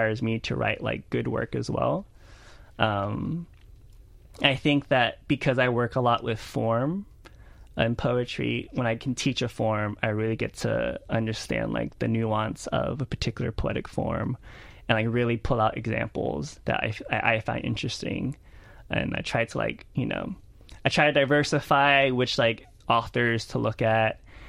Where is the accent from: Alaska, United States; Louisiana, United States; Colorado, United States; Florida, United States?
Louisiana, United States; Lake Charles; I grew up in Lake Charles a lot, mm-hmm. like because it's like close to Houston, right.